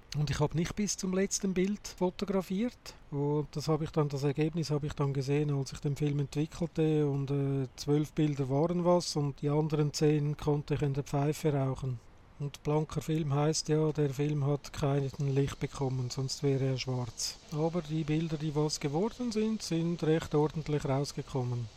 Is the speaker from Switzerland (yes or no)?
yes; Switzerland; bei uns in der Schweiz